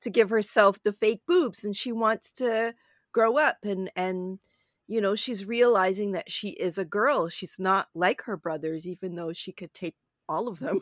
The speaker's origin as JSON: {"language": "English", "town": "Toronto", "region": "Ontario", "country": "Canada", "tie": "born or raised there", "said": "I live in and I grew up in Toronto"}